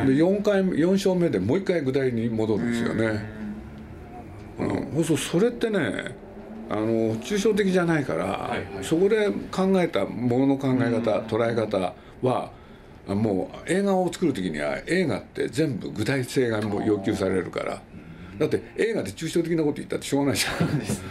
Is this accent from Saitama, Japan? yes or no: no; Nagoya, Aichi, Japan; moved away; also born or lived in Tokyo; 僕はまあ名古屋なんですけれど